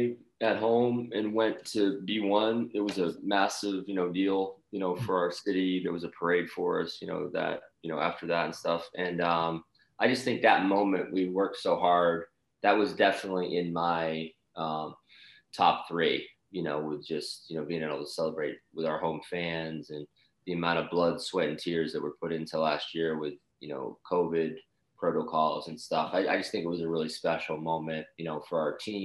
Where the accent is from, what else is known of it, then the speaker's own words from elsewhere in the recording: Boston, Massachusetts, United States; moved away; I grew up in Boston